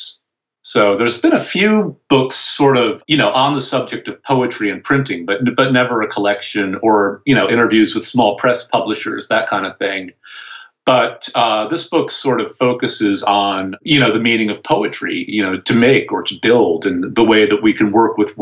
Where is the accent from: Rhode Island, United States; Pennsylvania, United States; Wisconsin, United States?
Rhode Island, United States; Providence; also born or lived in Vermont; I grew up in Providence, or just outside of Providence